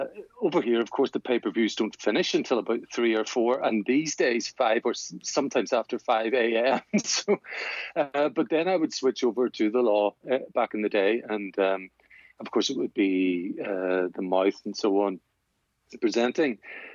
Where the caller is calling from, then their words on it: Northern Ireland, United Kingdom; Yeah, just not too far from Belfast.